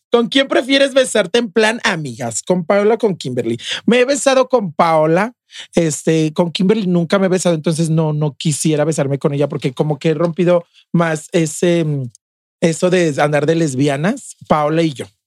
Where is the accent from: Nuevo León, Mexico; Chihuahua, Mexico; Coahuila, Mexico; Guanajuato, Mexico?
Guanajuato, Mexico; León; moved away as an adult; also born or lived in Mexico City